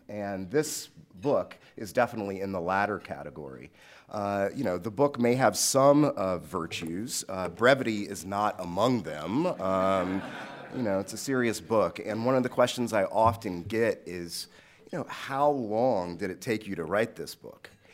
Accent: Washington, District of Columbia, United States; I grew up in Southeast D C, east of the Anacostia River, a predominantly black, uh, neighborhood

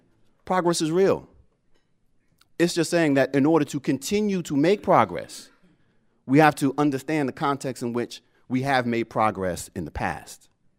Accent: Ohio, United States; You know, I grew up poor in Southeast Ohio. We didn't even have well water.

